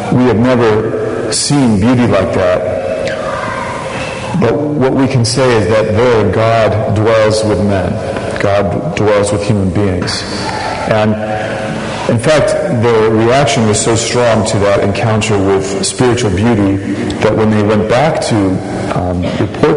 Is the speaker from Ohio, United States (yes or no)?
yes; Ohio, United States; also born or lived in Washington, D.C.; now in Boston, United States; I'm from Ohio originally